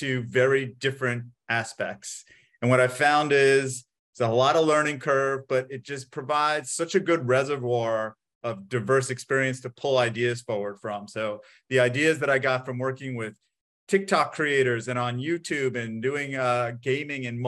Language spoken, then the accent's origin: English; New York, United States; I'm from New York, came back to New York